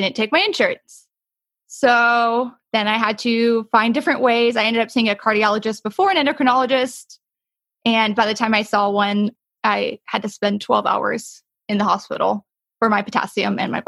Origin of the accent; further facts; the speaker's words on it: New Jersey, United States; born there; now in Texas, United States; I was born in New Jersey. I didn't live there for too long. I'm a military brat. That's what brought me to Texas